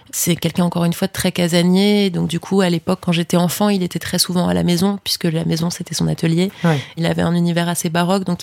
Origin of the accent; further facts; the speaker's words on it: Paris, Île-de-France, France; J'ai grandi à Paris